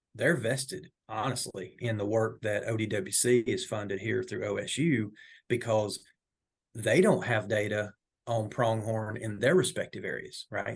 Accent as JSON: {"language": "English", "region": "Northwest Georgia", "country": "United States", "tie": "born or raised there", "also_born_or_lived": "North Carolina", "moved": "as an adult", "lives_now": "Oklahoma, United States", "said": "I'm originally from Northwest Georgia."}